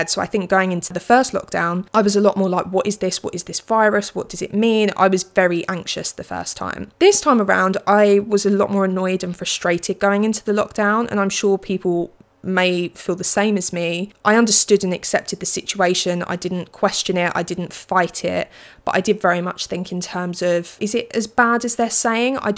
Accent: England, United Kingdom; I am an English person, so I just read books.

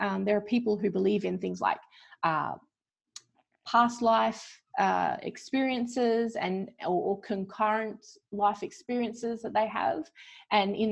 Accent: Wongatha country, Western Australia, Australia; now in Perth, Australia; I was born on Wongatha country

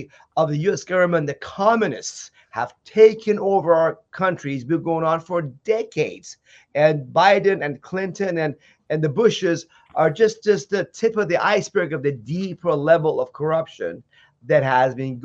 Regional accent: Iran; now in United States; I come from Iran

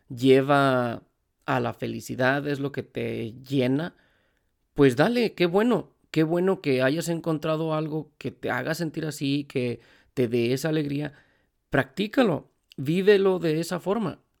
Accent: Mexico; moved away; yo por ejemplo que vengo de México

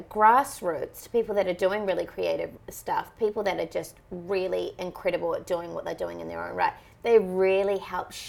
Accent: New Zealand; New Zealand, you just want to be white because they have it the easiest.

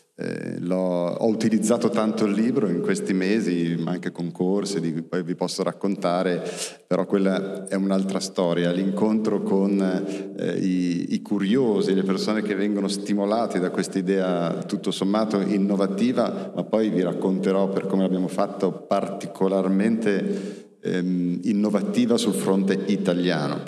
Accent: Milan, Lombardy, Italy; pur essendo milanese

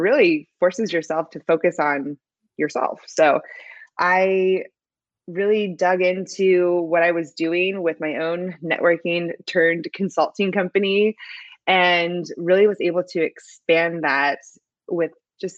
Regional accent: Pennsylvania, United States; moved away as an adult; now in Houston, United States; I'm originally from Pennsylvania

